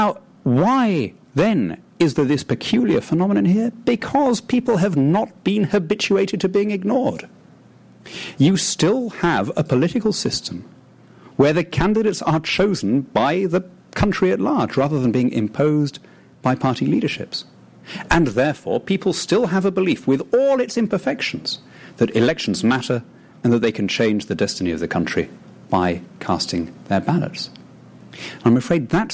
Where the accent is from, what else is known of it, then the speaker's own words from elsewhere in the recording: United Kingdom; as a British patriot, brought up in that tradition